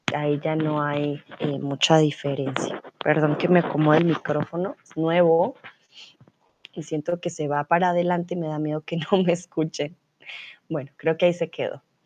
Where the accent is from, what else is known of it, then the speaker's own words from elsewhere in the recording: Colombia; soy de Colombia, soy tutora de español aquí en Chatterbox